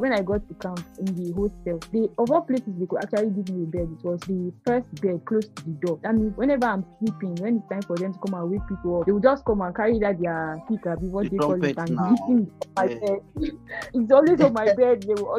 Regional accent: Kaduna, Kaduna State, Nigeria; I was posted to Kaduna. And I spent all my life in Kaduna. I was born in Kaduna and everything.

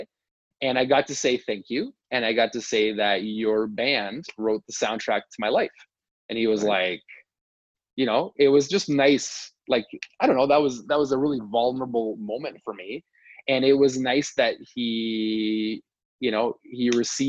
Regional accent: Canada; we're Canadian

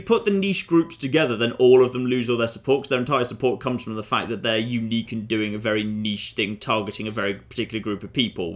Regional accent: United Kingdom; I'm a British citizen by birth, but I'm half Canadian by blood

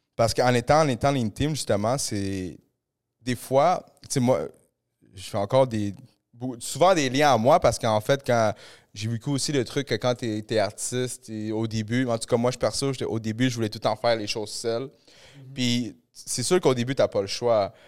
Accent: Montreal, Quebec, Canada; j'ai grandi un peu à Saint-Léonard

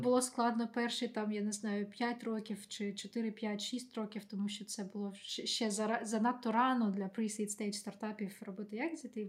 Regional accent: Ukraine; moved away; я з України

